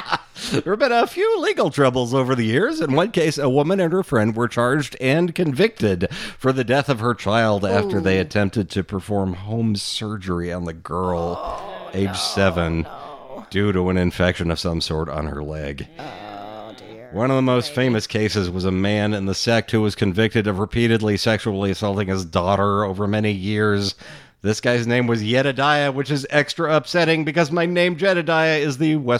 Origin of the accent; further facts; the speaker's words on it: Abilene, Texas, United States; So I grew up in Abilene, Texas, as stated, right in the center of the state.